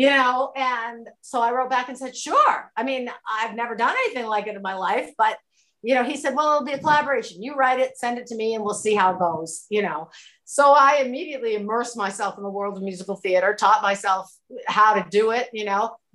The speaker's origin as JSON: {"language": "English", "town": "Waterville", "region": "Maine", "country": "United States", "moved": "yes", "lives_now": "New Hampshire, United States", "said": "I'm originally from Waterville, which is central Maine."}